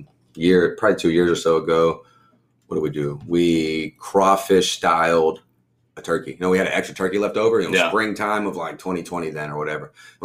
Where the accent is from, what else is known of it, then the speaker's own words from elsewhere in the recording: Texas, United States; I mean, coming from Texas down here, like we're either third coast or nobody even talks about it. We're not even the dirty South.